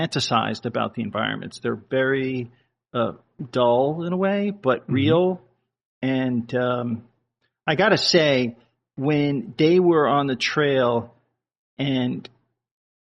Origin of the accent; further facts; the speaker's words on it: Connecticut, United States; growing up in Connecticut in the winter.